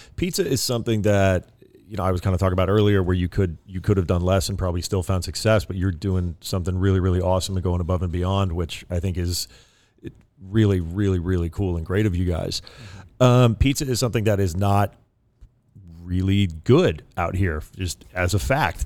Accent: East Coast, United States; now in California, United States; I'm from the East Coast originally, you know, the land of pies, New York City

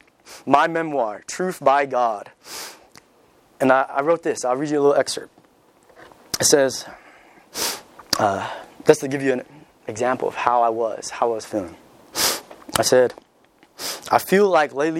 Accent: California, United States; moved away; where I'm from, I'm from California. You know, everybody's pretty much atheist or they're culturally Catholic because everybody's Mexican right there. My high school was 90% Mexican

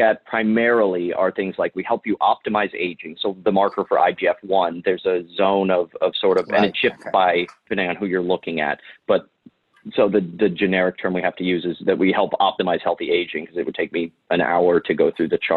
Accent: Ohio, United States; I'm from Ohio. I'm Irish

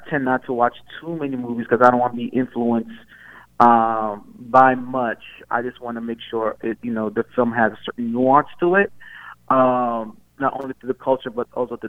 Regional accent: New York City, New York, United States; I grew up in Coney Island

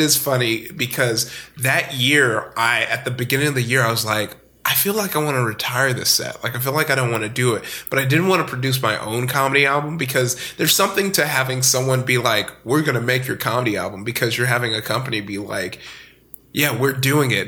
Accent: Compton, California, United States; also born or lived in Downey, California / Long Beach, California; I grew up in Compton, California

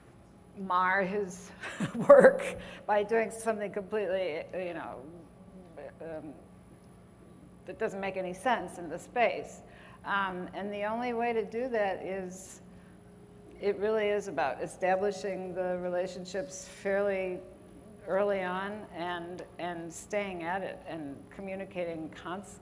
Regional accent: Midwest, United States; moved away; a certain kind of architecture that we grew up with in the Midwest

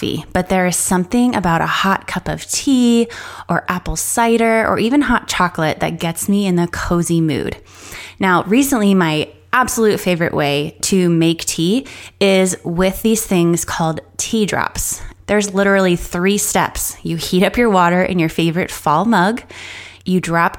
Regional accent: Miami, Florida, United States; moved away as an adult; now in Western North Carolina, United States; I grew up in Miami

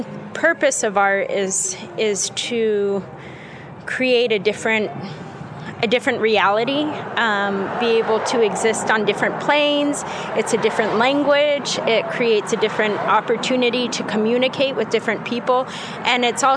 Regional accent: Albuquerque, New Mexico, United States; I'm from Albuquerque

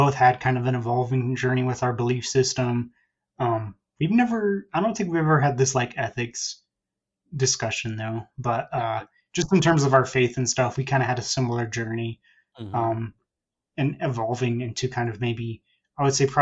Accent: Central Texas, United States; I'm in Texas, so in the Central Texas area. So born and raised in that area

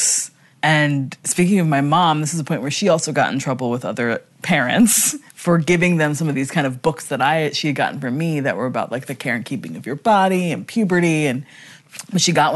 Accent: Wilmington, Delaware, United States; I grew up in Wilmington, Delaware.

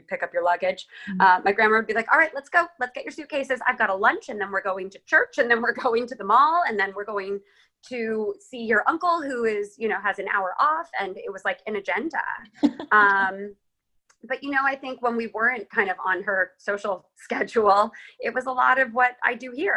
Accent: Los Angeles, California, United States; I grew up in Los Angeles

